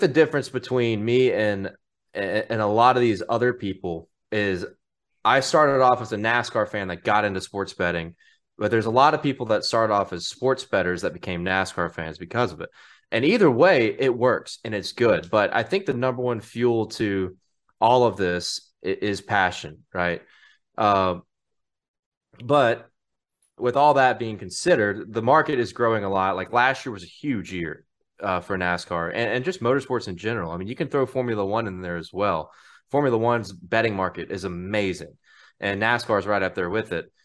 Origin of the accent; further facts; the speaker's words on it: Mississippi, United States; I'm from Mississippi